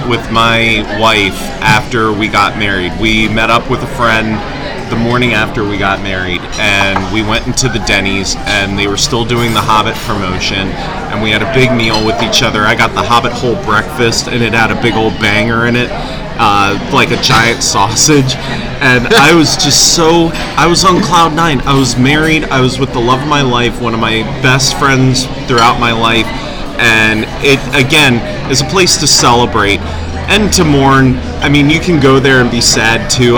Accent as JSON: {"language": "English", "town": "Gaithersburg", "region": "Maryland", "country": "United States", "tie": "born or raised there", "said": "where I grew up in Gaithersburg"}